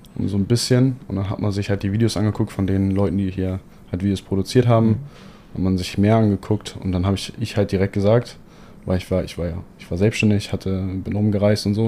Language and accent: German; Hamburg, Germany; moved away as an adult; also born or lived in Poland; now in Dubai, United Arab Emirates; gebürtig komme ich aus Hamburg